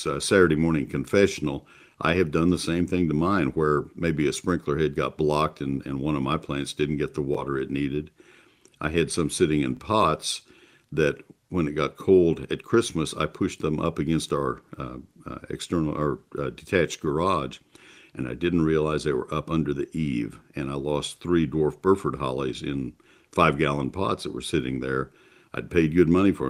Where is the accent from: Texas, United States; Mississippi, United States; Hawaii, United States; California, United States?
Texas, United States; College Station; I grew up in College Station and certainly familiar with South Central Texas